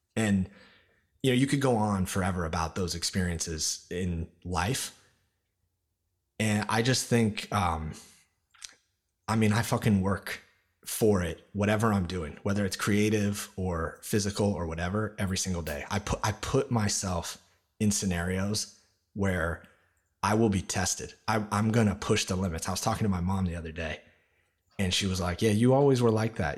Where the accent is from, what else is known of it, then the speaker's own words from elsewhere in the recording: Olympia, Washington, United States; moved away as an adult; now in New York, United States; I grew up in Olympia, Washington, outside of Seattle